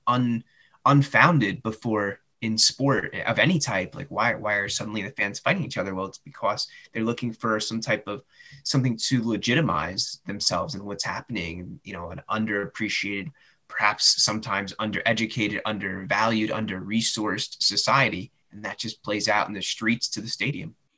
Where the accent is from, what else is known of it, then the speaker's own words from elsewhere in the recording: United States; I grew up in the United States